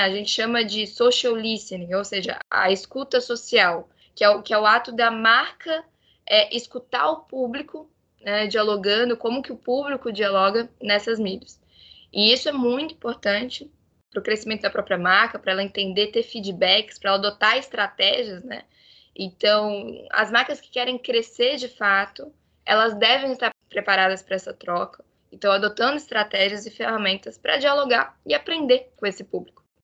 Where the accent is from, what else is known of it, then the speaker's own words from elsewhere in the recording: Florianópolis, Santa Catarina, Brazil; eu sou aqui de Floripa